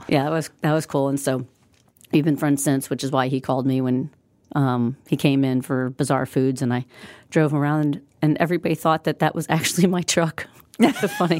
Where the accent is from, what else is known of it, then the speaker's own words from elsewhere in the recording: Midwest, United States; We're both from the Midwest.